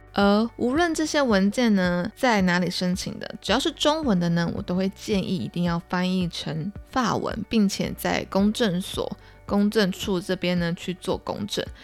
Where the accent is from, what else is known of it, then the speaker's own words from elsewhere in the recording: Taiwan; 我会准备一些像是台湾特色的一些小礼物啊，明信片啊，去作为跟当地学生的一些交流、交换，友好交换。然后也可以让大家知道说，哦，我来自哪里呀，然后或是我当，我，我家乡的东西